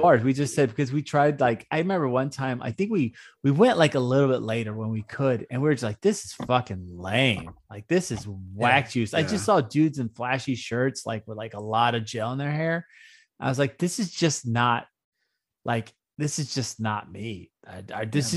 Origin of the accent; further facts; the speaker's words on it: Houston, Texas, United States; when we were growing up in Houston